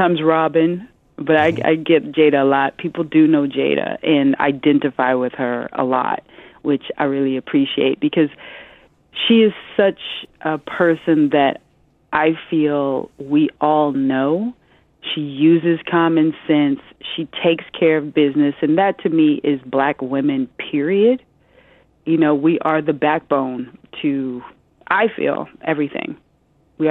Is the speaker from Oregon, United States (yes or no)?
no; Omaha, Nebraska, United States; now in New York, United States; I'm a Midwesterner, too, because I come from Omaha, Nebraska